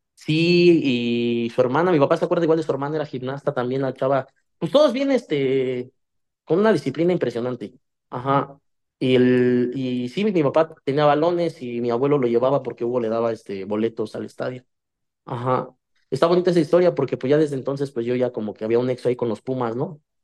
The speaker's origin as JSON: {"language": "Spanish", "town": "Ecatepec", "region": "State of Mexico", "country": "Mexico", "said": "yo soy de Catepec, acá del, norte, acá donde nacen los valientes y mueren los cobardes, ¿no? Somos de acá, de, del mero Catepec"}